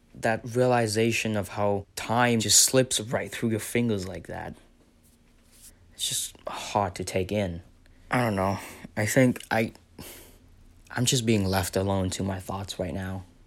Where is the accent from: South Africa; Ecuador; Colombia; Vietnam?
Vietnam; moved away as an adult; now in Philadelphia, United States; I'm from Vietnam